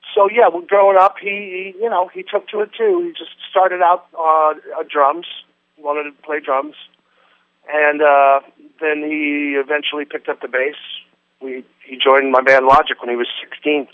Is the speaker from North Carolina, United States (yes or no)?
no; Las Vegas, Nevada, United States; moved away; growing up in Vegas around the whole Rat Pack crowd